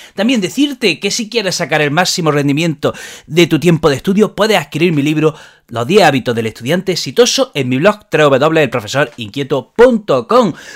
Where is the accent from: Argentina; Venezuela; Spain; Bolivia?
Spain; somos los españoles